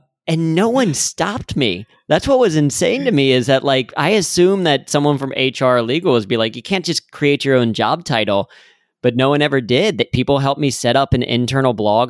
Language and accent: English; Cincinnati, Ohio, United States; I grew up in Cincinnati